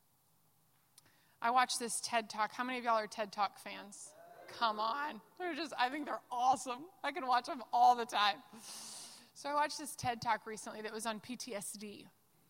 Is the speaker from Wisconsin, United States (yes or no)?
no; Dallas, Texas, United States; I'm from Dallas